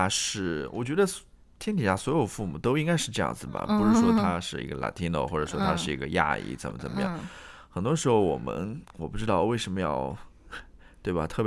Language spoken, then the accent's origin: Chinese; China; now in United States; 不像我们中国人是非常注重这个家庭观念的